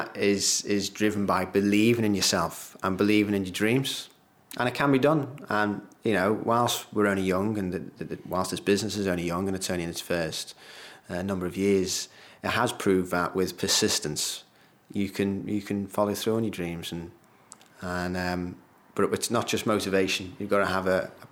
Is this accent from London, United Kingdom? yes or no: no; Liverpool, North West England, United Kingdom; it's my hometown as well